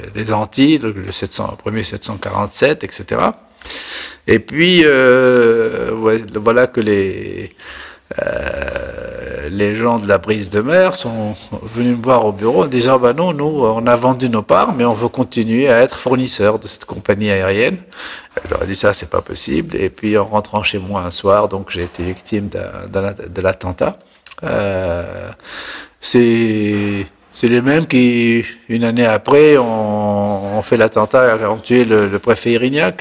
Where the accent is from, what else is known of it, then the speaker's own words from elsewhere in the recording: La Marsa, Tunis Governorate, Tunisia; moved away as an adult; also born or lived in Paris; je suis né en Tunisie en 1947, dans une petite ville qui s'appelle La Marsa, qui est la banlieue de Tunis.